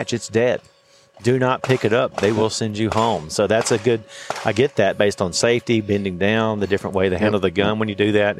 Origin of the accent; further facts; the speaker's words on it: Alabama, United States; I'm from Alabama